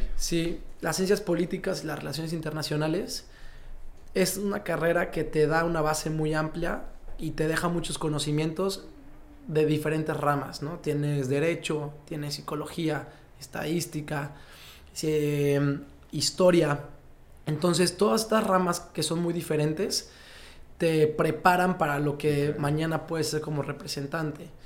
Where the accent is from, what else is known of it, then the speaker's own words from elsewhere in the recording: Mexico; yo como muchos mexicanos